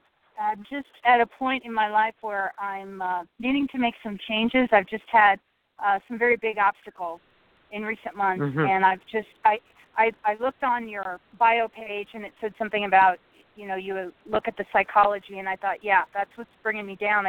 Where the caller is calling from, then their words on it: Nebraska, United States; Hi, this is … in Nebraska.